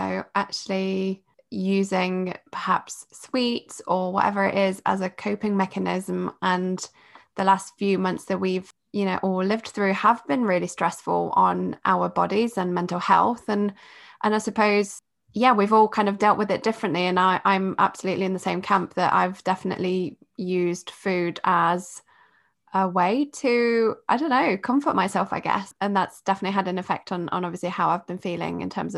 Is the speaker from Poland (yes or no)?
yes; Poland; moved away; I was raised in Poland